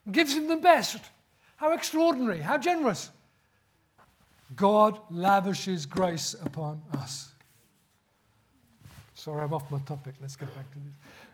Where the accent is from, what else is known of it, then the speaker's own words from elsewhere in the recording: Birmingham, West Midlands, United Kingdom; accent: Birmingham; That's how bad my Birmingham accent's got now. That's where I grew up.